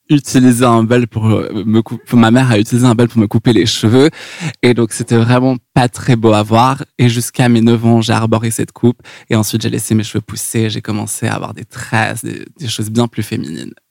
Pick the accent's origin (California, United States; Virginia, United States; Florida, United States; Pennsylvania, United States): California, United States; Los Angeles; also born or lived in San Francisco / New York; Donc, euh, j'ai grandi à Los Angeles. Ensuite, j'ai été près de San Francisco où j'ai étudié à l'université de Berkeley. Ah, et puis ensuite, j'ai déménagé à New York.